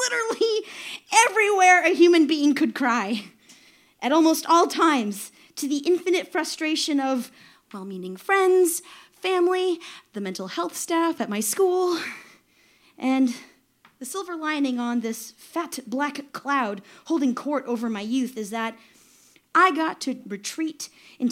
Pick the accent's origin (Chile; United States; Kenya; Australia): United States; Midlothian, Illinois; moved away as an adult; also born or lived in New York; I grew up in Midlothian, Illinois. It's a blue-collar, super working-class suburb just southwest of Chicago